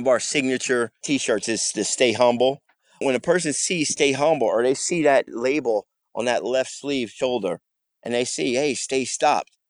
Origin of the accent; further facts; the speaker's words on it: New Jersey, United States; I'm a vet born and raised in Jersey.